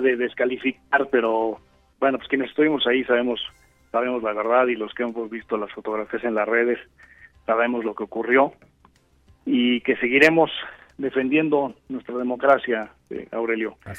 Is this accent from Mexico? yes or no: yes; Mexico; más de un millón de mexicanos salimos